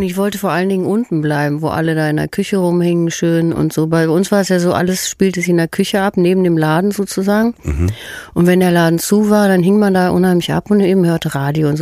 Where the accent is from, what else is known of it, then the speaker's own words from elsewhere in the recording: Herdecke, North Rhine-Westphalia, Germany; also born or lived in Hagen; aufgewachsen bin ich in Herdecke.